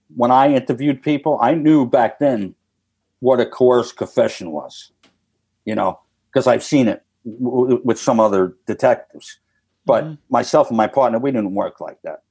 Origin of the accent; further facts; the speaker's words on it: New York, United States; moved away; I'm from New York